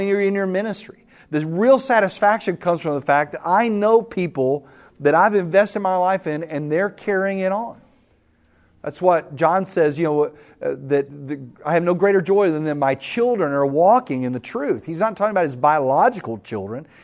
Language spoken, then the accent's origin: English; West Texas, United States; I grew up in West Texas